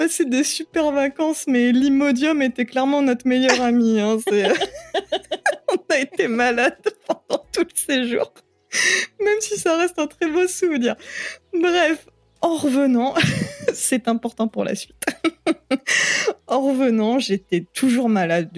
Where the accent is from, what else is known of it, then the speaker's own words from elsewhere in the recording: Picardy, Hauts-de-France, France; moved away as an adult; also born or lived in Seine-Saint-Denis; now in French Polynesia; je suis née en Picardie, mais je ne suis pas restée très très longtemps. On a rapidement, enfin, mes parents ont rapidement déménagé en région parisienne. On est retourné euh, pour toute la période du collège en Picardie. Et au lycée, en milieu d'année, en cours d'année de seconde, on est retourné en région